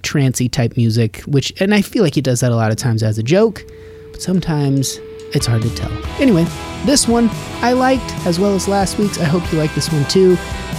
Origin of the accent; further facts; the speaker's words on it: Nevada, United States; now in Los Angeles, United States; growing up in Nevada